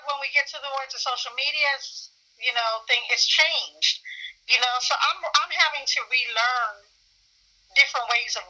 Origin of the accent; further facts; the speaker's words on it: New York, United States; also born or lived in Philadelphia, Pennsylvania / Ghana; I grew up in New York. Prior to growing up in New York, I came to New York when I was 8 or 9.